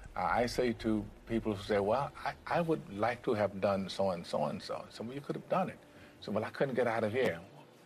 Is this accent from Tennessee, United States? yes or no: yes; Memphis, Tennessee, United States; moved away; I was born in Memphis, Tennessee.